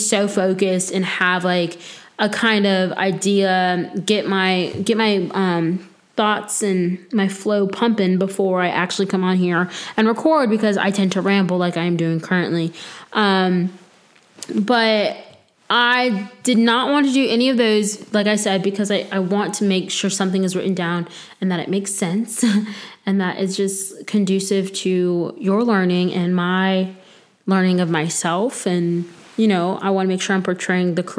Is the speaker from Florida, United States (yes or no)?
yes; Florida, United States; now in North Carolina, United States; I'm from Florida